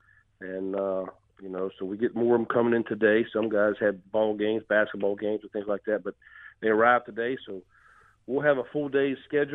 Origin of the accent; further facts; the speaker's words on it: West Virginia, United States; also born or lived in Arizona; now in Illinois, United States; I'm from the state of West Virginia